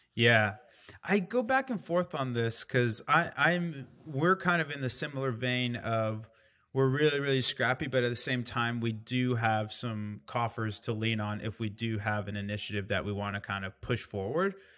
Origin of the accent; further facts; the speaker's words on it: Indiana, United States; I grew up in Indiana